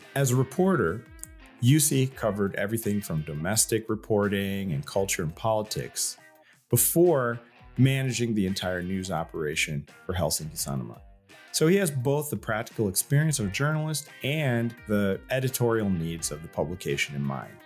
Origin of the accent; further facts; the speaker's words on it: United States; being an American